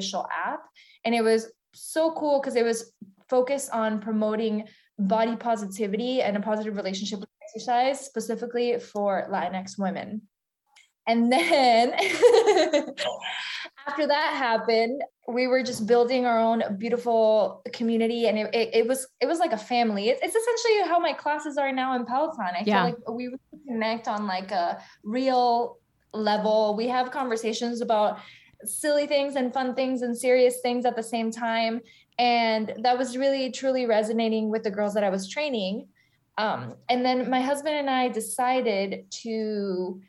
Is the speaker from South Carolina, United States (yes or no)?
no; South Florida, United States; moved away as an adult; also born or lived in Argentina; now in New York City, United States; I'm from South Florida